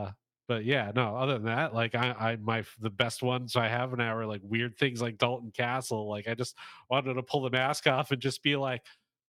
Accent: Canada; I'm Canadian, so naturally I like hockey.

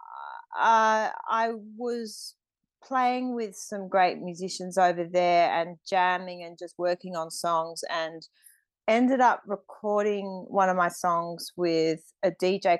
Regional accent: Australia; moved away as an adult; also born or lived in London; My identity is me being Australian, and I came back to Australia

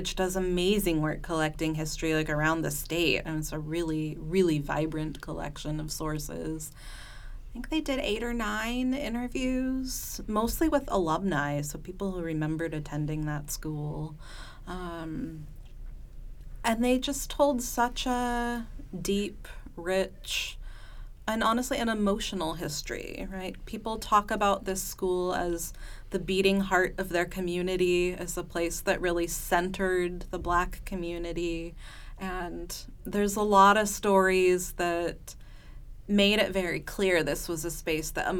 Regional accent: California, United States; moved away as an adult; now in Stillwater, United States; I grew up in California, a little ways away, and I moved here in 2014

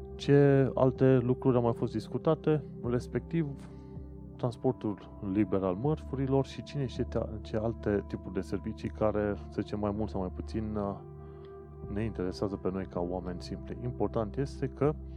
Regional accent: Romania; now in London, United Kingdom; sunt român

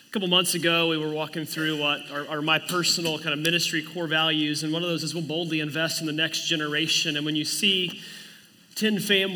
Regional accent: Oklahoma, United States; moved away as an adult; also born or lived in Oregon; now in Kansas, United States; I'm from Oklahoma. We had wind all the time.

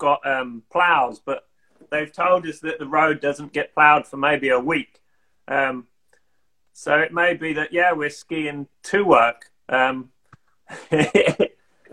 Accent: Kent, South East England, United Kingdom; moved away as an adult; now in Sweden; we came from Kent, so in the southeast of England

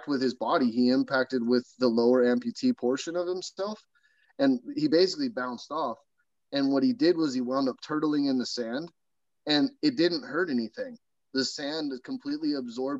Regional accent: California, United States; I grew up down in California

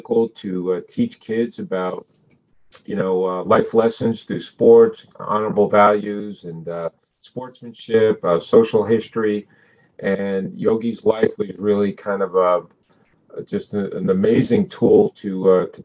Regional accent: Montclair, New Jersey, United States; my hometown of Montclair, New Jersey

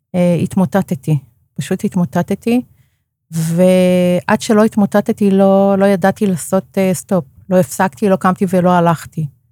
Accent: Karmiel, Northern District, Israel; moved away; אני מגיעה בעצם מאזור הצפון, מכרמיאל

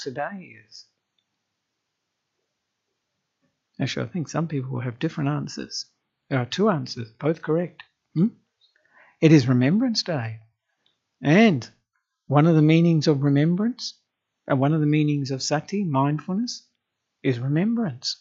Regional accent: Australia; moved away as an adult; now in Sri Lanka; I am an Australian monk who ordained with Ajahn Brahm in Western Australia

